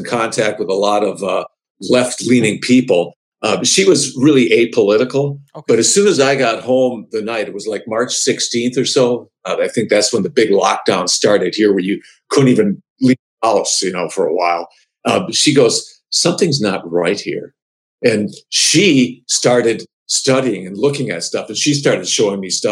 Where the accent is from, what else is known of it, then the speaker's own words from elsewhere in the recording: Milwaukee, Wisconsin, United States; now in Michigan, United States; I grew up in Milwaukee, Wisconsin